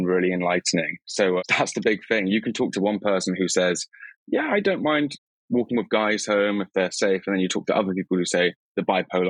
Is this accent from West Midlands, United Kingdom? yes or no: no; Cornwall, South West England, United Kingdom; moved away; I come from Cornwall